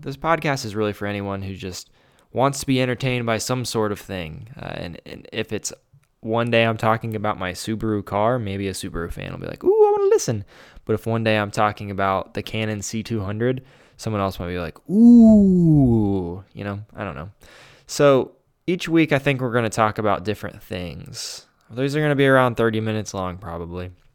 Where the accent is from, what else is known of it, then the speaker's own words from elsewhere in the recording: Grove City, Ohio, United States; I was born in Grove City, Ohio